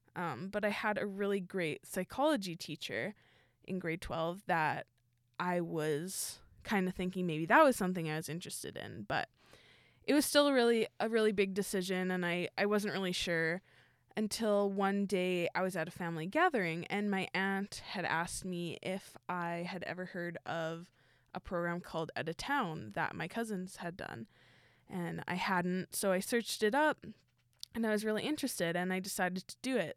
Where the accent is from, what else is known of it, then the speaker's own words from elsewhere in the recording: Winnipeg, Manitoba, Canada; I'm also from Winnipeg.